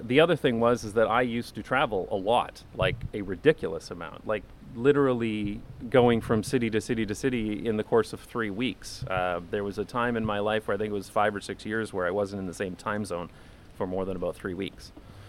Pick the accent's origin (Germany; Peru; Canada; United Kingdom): Canada; London, Ontario; now in Amsterdam, Netherlands; certainly there are places like this in my hometown of London, Ontario, although a lot of them have been bulldozed and turned into parking lots or other car-centric uses.